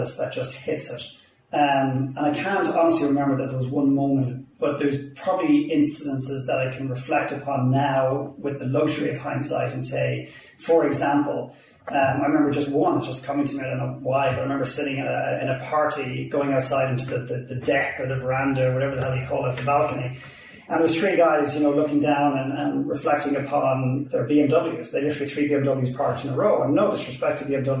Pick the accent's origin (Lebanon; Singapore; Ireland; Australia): Ireland; accent: Irish; now in Vancouver, Canada; obviously, you've gathered from my accent pretty quickly. I'm Irish